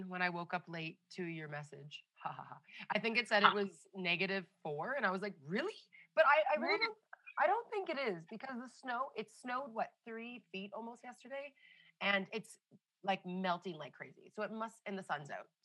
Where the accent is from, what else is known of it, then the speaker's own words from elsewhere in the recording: Canada; moved away as an adult; now in India; I was born and raised in Canada.